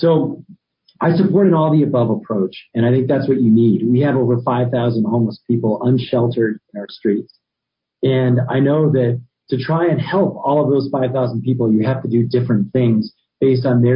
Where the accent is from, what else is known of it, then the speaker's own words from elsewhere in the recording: Albuquerque, New Mexico, United States; born and raised in Albuquerque